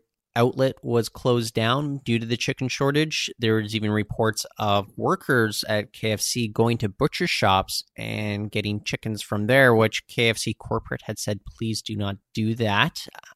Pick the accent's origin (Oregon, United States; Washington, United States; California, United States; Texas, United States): Washington, United States; Seattle; now in Canada; so I grew up in Seattle in the 1990s, and then when we moved back up to Canada in 2000, we went into a Wendy's.